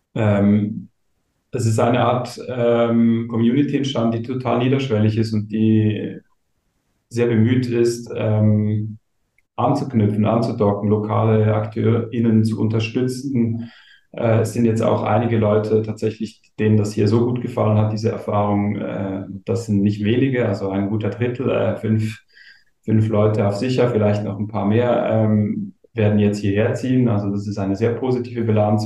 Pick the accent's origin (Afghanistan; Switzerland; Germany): Switzerland; Gommiswald, St. Gallen; now in Lichtensteig, Switzerland; ich bin vor einem Jahr wieder in meine alte Heimat zurückgezogen nach Lichtensteig. Ähm, ich komme ursprünglich aus Gommiswald